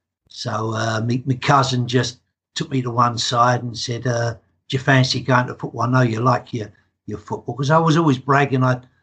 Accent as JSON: {"language": "English", "region": "England", "country": "United Kingdom", "accent": "English", "said": "as you can tell by my accent, I'm as English can be. my dad was Hungarian, right. And so half my family still lives over there."}